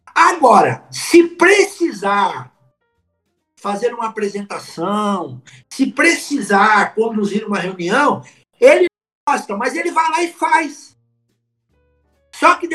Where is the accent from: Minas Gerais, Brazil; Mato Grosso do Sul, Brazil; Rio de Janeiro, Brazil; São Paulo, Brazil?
São Paulo, Brazil; eu sou de São Paulo, capital.